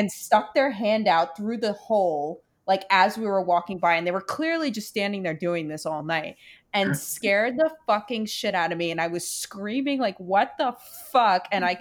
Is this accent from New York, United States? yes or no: yes; New York City, New York, United States; moved away as an adult; growing up in Brooklyn.